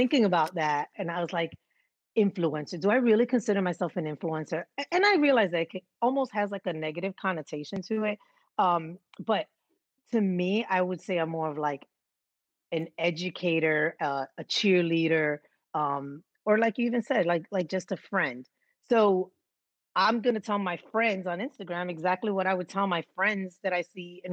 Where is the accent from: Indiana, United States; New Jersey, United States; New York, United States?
New York, United States; New York City; growing up in New York, and so I grew up in the Bronx